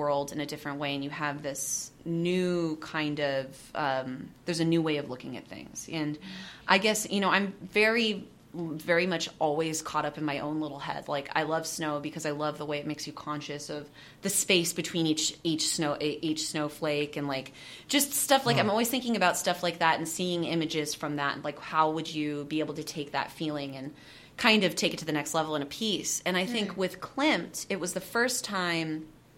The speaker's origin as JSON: {"language": "English", "town": "Seattle", "region": "Washington", "country": "United States", "said": "I'm from Seattle"}